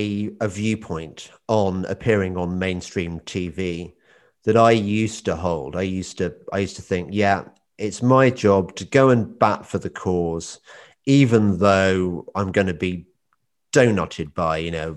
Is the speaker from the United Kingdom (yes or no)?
yes; England, United Kingdom; That's because I'm from the Midlands too, so I understand